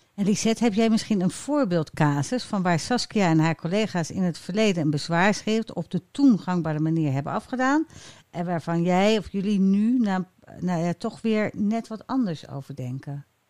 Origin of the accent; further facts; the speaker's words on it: Rotterdam, South Holland, Netherlands; ik als Rotterdammer